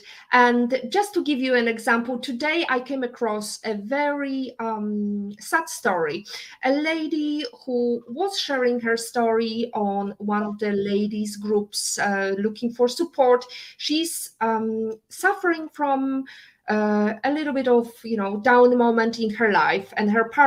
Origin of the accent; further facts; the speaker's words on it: Poland; moved away; I'm coming from, Eastern Europe. I was raised and born in Poland.